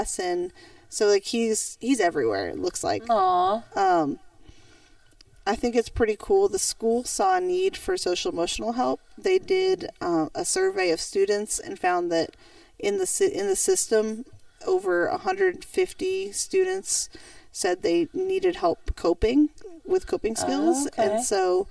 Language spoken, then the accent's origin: English; Elkin, North Carolina, United States; now in Greensboro, United States; My story actually comes from my hometown